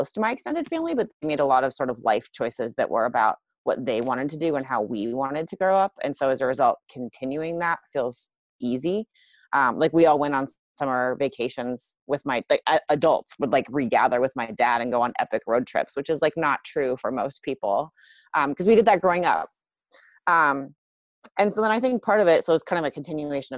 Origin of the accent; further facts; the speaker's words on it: Iowa, United States; I grew up in Iowa.